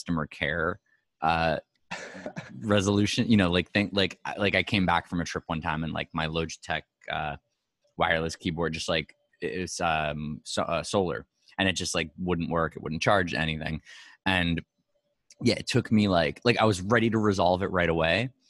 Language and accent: English; New York, United States; being a New Yorker